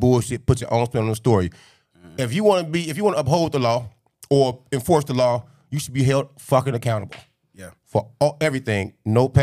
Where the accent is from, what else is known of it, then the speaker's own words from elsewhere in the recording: Chicago, Illinois, United States; We're from Chicago, the city of pimping